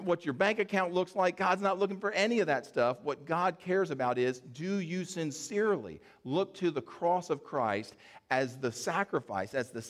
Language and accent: English; the South, United States; we're here from the South